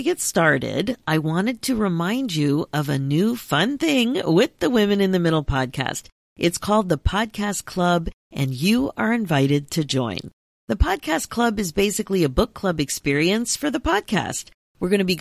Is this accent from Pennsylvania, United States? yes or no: yes; Philadelphia, Pennsylvania, United States; now in Toronto, Canada; I'm originally from the Philadelphia area, even though I'm in Toronto now